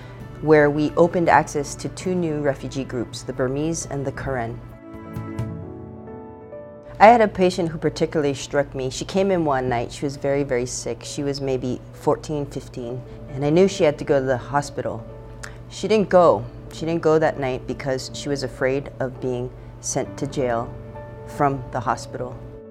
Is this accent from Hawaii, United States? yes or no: yes; Honolulu, Hawaii, United States; moved away; also born or lived in Oakland, California; I'm from Honolulu, Hawaii and Oakland, California.